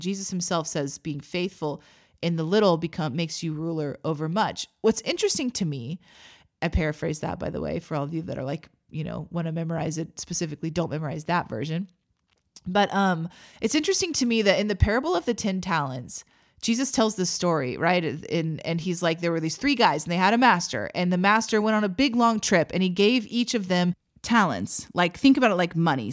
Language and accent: English; Missouri, United States; moved away as an adult; also born or lived in Texas; now in Oklahoma, United States; I grew up in Missouri.